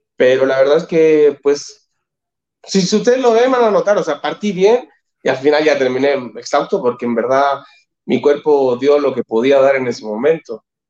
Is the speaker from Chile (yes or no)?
yes; Chile; moved away as an adult; now in Mexico; como chilenos siempre estamos acostumbrados a trabajar